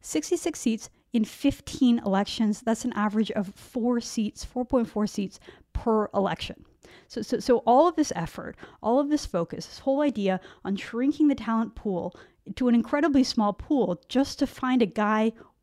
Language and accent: English; British Columbia, Canada; I mean, I grew up in British Columbia, and I remember in grade 11, they started offering Spanish at my school